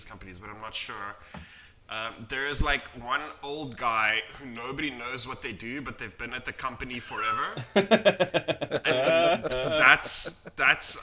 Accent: South Africa; We're from South Africa. So I mean, if you're growing up in South Africa

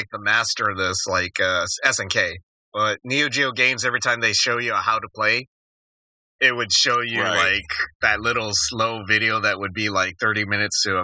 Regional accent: Tucson, Arizona, United States; a kid growing up in Tucson in the 80s

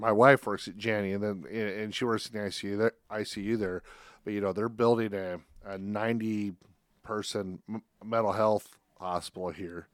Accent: Spencer, Iowa, United States; now in Council Bluffs, United States; I'm not originally from here. I'm from Northwest Iowa, from Spencer

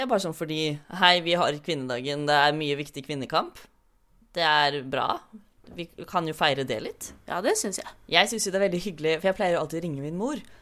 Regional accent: Fredrikstad, Østfold, Norway; Jeg er 25. Jeg er fra Fredrikstad. Jeg er skeiv og kjønnsskeiv.

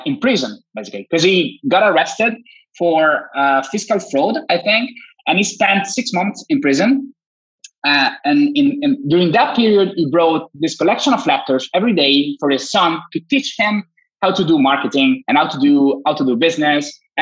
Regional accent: Italy; from Italy, computer engineer, graduated 7 years ago, started my own agency here in Turin

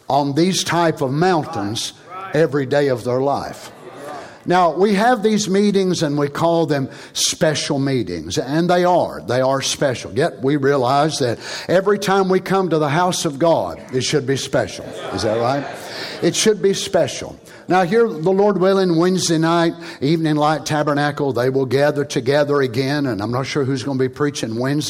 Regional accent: Kentucky, United States; I was raised in Kentucky, just a little hillbilly boy

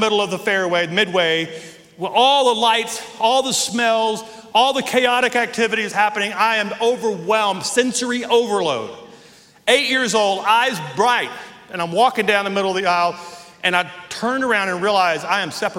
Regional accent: Northwest Louisiana, United States; now in Colorado Springs, United States; When I was 8 years old, we lived in Northwest Louisiana, and we lived out in the middle of nowhere

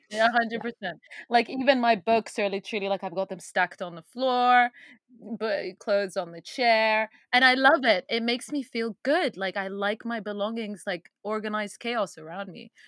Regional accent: Sudanese British, England, United Kingdom; this is coming from Sudanese British girl

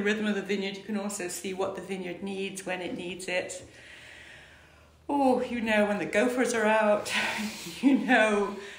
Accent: Iran; born there; also born or lived in Scotland; I was born in Iran. Mm-hmm. My father was in the Foreign Office, he was a diplomat, and we moved around the world, to Iran, North Africa, West Africa, Seattle. Ended up in Scotland, where he was from Scotland, so we lived in Scotland.

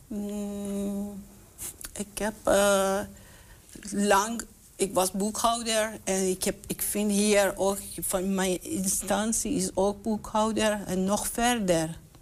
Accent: Iran; now in Enschede, Netherlands; ik kom uit Iran.

